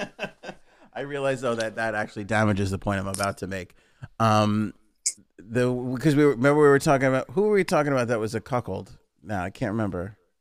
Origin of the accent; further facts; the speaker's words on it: New York City, New York, United States; we grew up in Queens